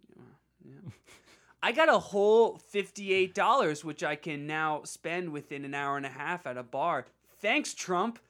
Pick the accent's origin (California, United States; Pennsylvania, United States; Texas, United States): Pennsylvania, United States; Bucks County; my hometown P A district